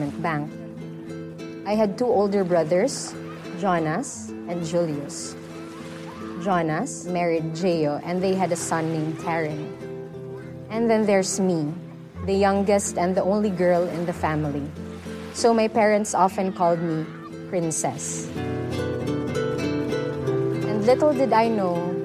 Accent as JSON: {"language": "English", "town": "Tacloban", "region": "Eastern Visayas", "country": "Philippines", "tie": "born or raised there", "said": "I'm from Tacloban City, Philippines"}